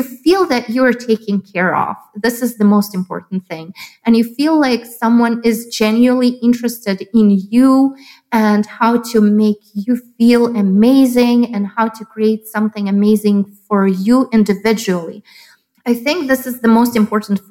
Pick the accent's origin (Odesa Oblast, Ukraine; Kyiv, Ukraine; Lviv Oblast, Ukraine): Lviv Oblast, Ukraine; Lviv; moved away as an adult; now in Chicago, United States; when I was born in Soviet Union